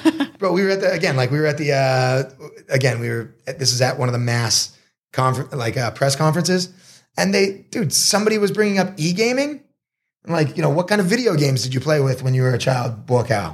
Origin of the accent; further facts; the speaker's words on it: Marblehead, Massachusetts, United States; moved away as an adult; also born or lived in Boston, Massachusetts / Los Angeles, California; now in Sri Racha, Thailand; I grew up in Marblehead, Massachusetts